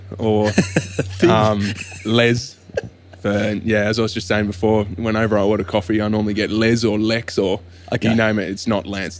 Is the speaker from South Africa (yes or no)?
no; Dunsborough, Western Australia, Australia; also born or lived in Perth; So I actually grew up down in Dunsborough in the southwest of WA.